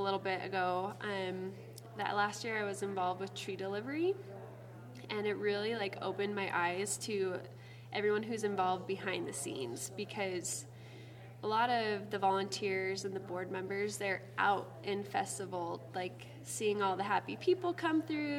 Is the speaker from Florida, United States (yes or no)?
no; South Jordan, Utah, United States; moved away as an adult; now in Page, Arizona, United States; I'm from Salt Lake, South Jordan.